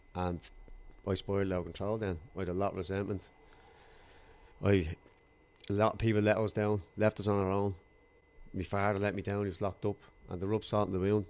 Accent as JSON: {"language": "English", "town": "Dublin", "region": "Leinster", "country": "Ireland", "tie": "born or raised there", "said": "I grew up in Darndale in Culloch, North County Dublin, uh, in a council estate."}